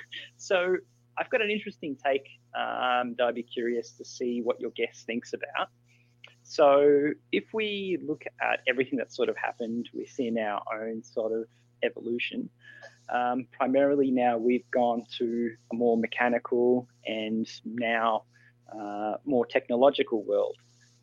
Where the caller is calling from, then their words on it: Melbourne, Victoria, Australia; I'm calling from Australia.